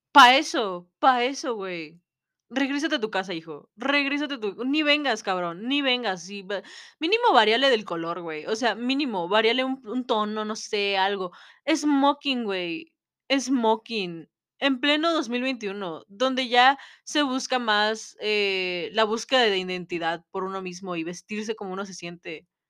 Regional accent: Mexico; en nuestra sociedad como mexicanos

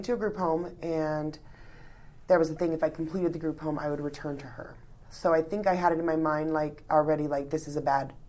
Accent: California, United States; born there; I was born in California.

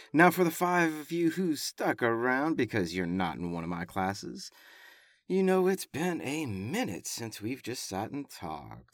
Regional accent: Louisiana, United States; I was born in Sault, Louisiana

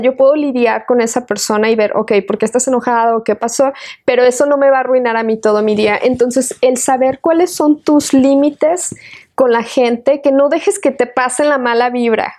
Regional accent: Querétaro, Mexico; now in Austin, United States; soy nacida en la ciudad de Querétaro. Este, mis abuelitos vivían en un pueblito hermoso donde yo también vivía y con ellos.

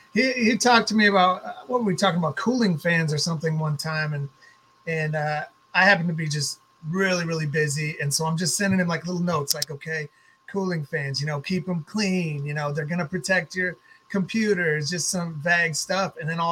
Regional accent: Fargo, North Dakota, United States; moved away as an adult; now in Portland, United States; I moved from Fargo, North Dakota out west to Portland, Oregon, right after 9/11.

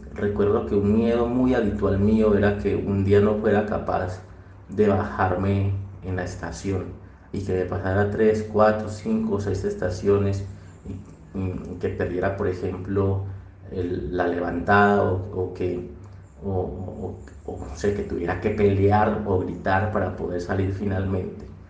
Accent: Chigorodó, Antioquia, Colombia; moved away as an adult; now in Medellín, Colombia; Desde que me vine a vivir de Chigorodó, que fue un lugar también donde pasé una gran parte de mi vida, yo pasé, pues eh, crecí allá, estudié allá todo, toda la primaria, toda la secundaria

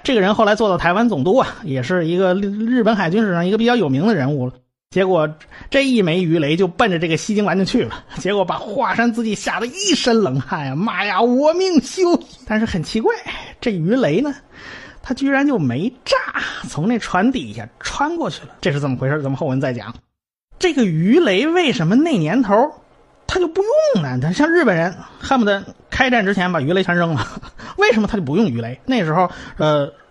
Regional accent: China; 我们中国人

